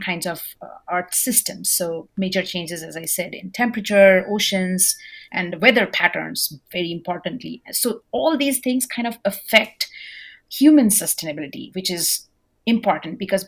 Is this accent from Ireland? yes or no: no; India; now in Norman, United States; I'm an Indian, so I come from India